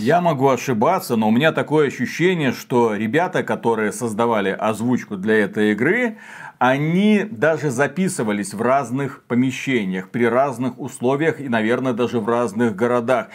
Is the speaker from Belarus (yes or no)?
yes; Belarus; мы из Беларуси